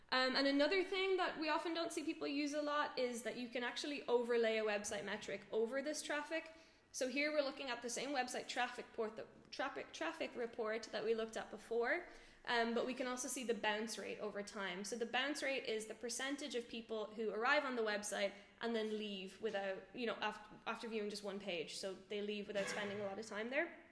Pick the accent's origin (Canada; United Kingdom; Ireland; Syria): Ireland; moved away as an adult; now in Berlin, Germany; I'm from Ireland originally, live in Berlin now for two years